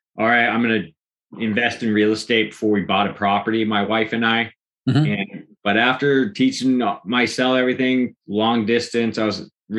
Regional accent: Pacific Grove, California, United States; I'm from Pacific Grove, California

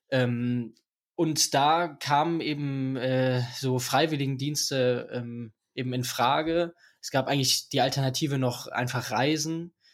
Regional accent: Aachen, North Rhine-Westphalia, Germany; ich komme hier aus Aachen. Äh, ich bin 18 Jahre alt

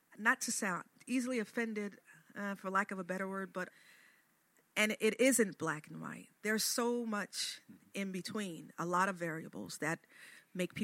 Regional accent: Chester, Pennsylvania, United States; now in Wilmington, United States; I'm originally from Chester, Pennsylvania

